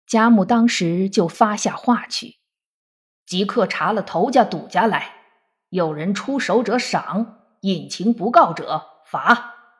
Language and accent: Chinese; China; 我们中国人